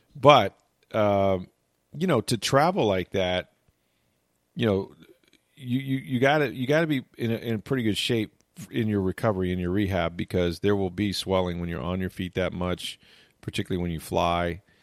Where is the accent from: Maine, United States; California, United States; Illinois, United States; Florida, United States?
Florida, United States; Tampa; I grew up here.